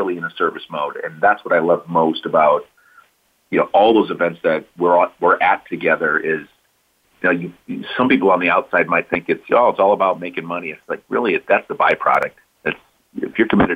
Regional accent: Iowa, United States; now in California, United States; I was born and raised in Iowa

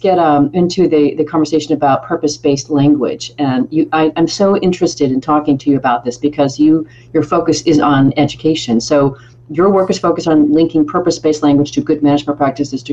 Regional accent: United States; As an American

